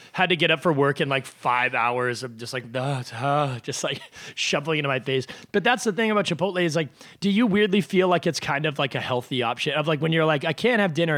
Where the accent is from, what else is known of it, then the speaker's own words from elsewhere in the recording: New Hampshire, United States; my hometown in New Hampshire